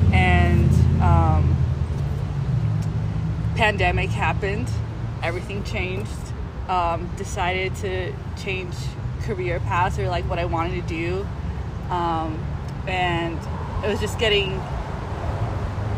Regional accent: Texas, United States; moved away as an adult; I'm from Texas

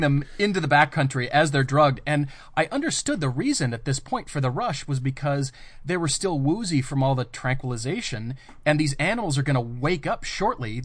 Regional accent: Colorado, United States; moved away; I grew up in Colorado

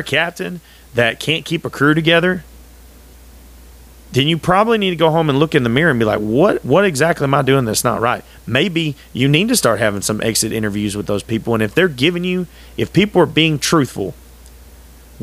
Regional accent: United States; being an American was always 100% very important to me

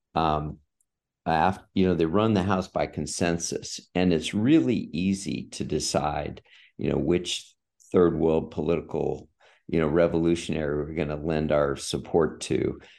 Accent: San Diego, California, United States; moved away as an adult; I grew up in San Diego.

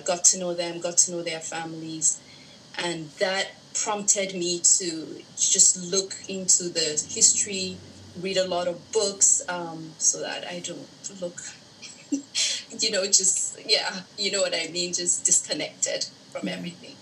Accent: Nigeria; moved away as an adult; now in Los Angeles, United States; I'm originally from Nigeria.

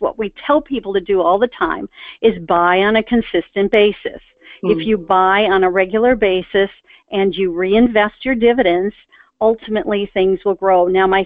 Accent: Milwaukee, Wisconsin, United States; I grew up in Milwaukee, Wisconsin.

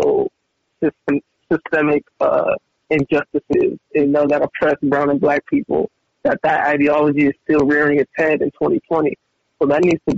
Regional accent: California, United States; growing up in California my whole life

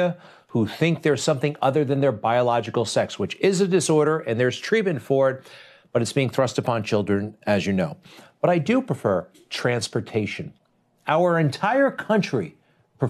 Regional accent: Garden City, New York, United States; I'm from Garden City. That's on Long Island

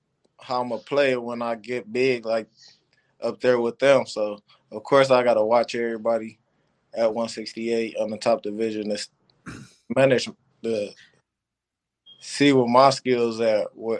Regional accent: Cleveland, Ohio, United States; also born or lived in Detroit; Football, I'll go for Cleveland Browns, where I'm from.

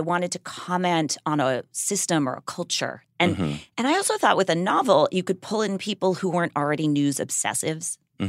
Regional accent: Los Angeles, California, United States; I grew up first in the Hollywood Hills, like mm-hmm. in the Joan Didion, Hollywood Strangler era.

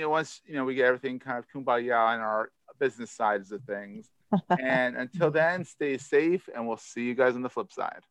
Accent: Philadelphia, Pennsylvania, United States; accent: Philadelphia; It's a Philadelphia accent in me.

